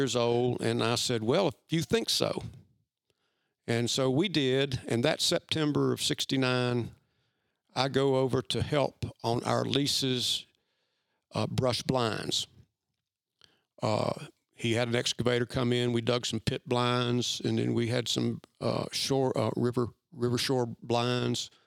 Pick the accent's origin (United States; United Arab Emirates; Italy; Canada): United States; Bristol, Virginia; I grew up in Bristol, Virginia